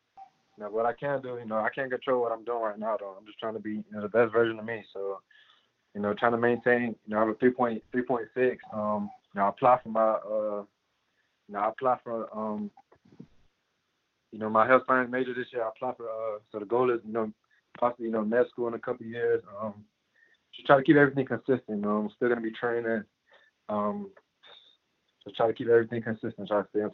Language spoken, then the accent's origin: English; Miami, Florida, United States; I'm from Miami.